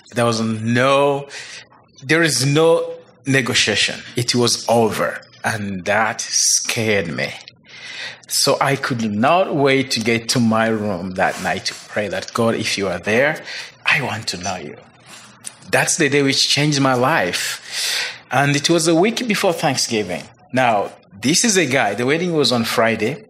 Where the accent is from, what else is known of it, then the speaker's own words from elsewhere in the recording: Uganda; moved away as an adult; now in United States; I grew up in Uganda